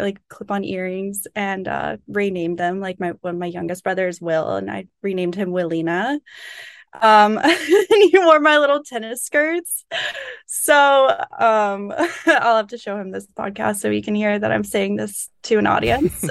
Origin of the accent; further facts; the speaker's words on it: Florida Panhandle, United States; moved away as an adult; now in New York, United States; I'm from North Florida. I'm from the Panhandle